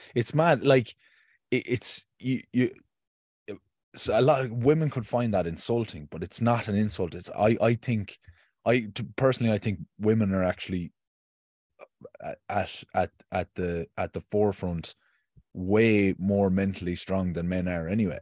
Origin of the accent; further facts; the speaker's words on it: Ireland; as another Irish male